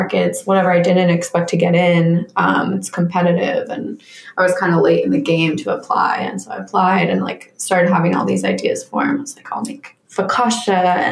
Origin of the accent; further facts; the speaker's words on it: Jeffersonville, Vermont, United States; moved away as an adult; I am originally from Vermont, born and raised.